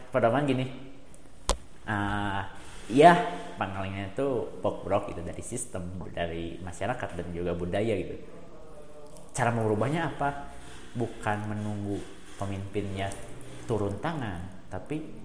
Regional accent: Pangalengan, West Java, Indonesia; Bandung Selatan kita itu terfokus, itu terlalu terfokus ke di luar gitu

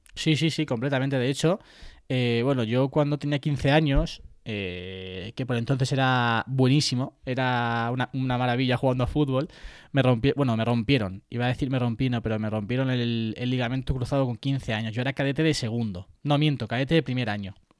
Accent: Puertollano, Castilla-La Mancha, Spain; yo soy de Puerto Llano, además eh, me siento súper identificado con, mi ciudad, con mi lugar de nacimiento

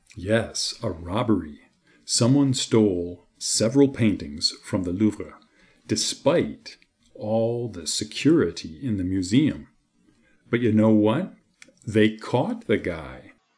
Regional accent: Boston, Massachusetts, United States; I'm from the United States, the city of Boston.

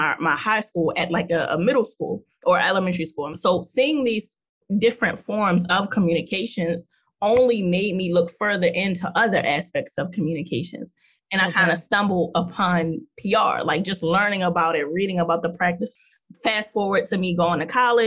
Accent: Baltimore, Maryland, United States; I'm from Baltimore. I went to Pikesville High School here in Baltimore

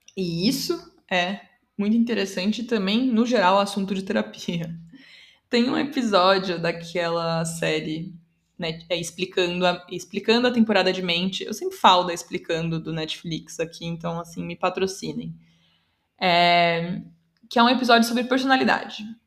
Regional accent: São Paulo, Brazil; first language Portuguese; eu sou brasileira, paulistana, inclusive, que é algo importante também, que eu sou falante nativa de português

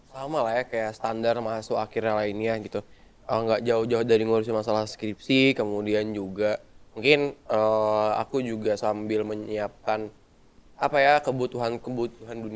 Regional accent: Serang, Banten, Indonesia; aku dari Teknik Elektro Angkatan 2019. Asal aku dari Serang, Banten.

